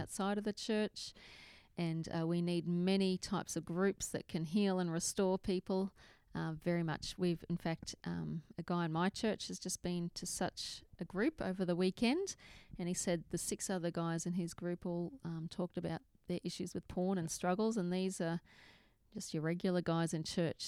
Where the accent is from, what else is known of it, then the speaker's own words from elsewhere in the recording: Australia; I'm from Australia